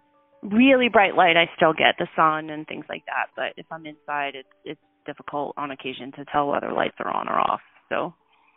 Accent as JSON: {"language": "English", "town": "Lincoln", "region": "Nebraska", "country": "United States", "tie": "born or raised there", "said": "Grew up in Lincoln for the most part. First few years we lived in a little tiny town, but I was pretty young"}